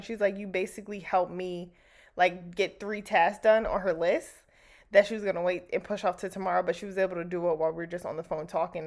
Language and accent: English; New Jersey, United States; moved away; where I grew up back home in Jersey